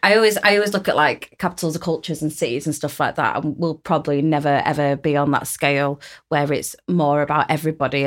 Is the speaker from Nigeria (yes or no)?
no; United Kingdom; a British born Yemeni woman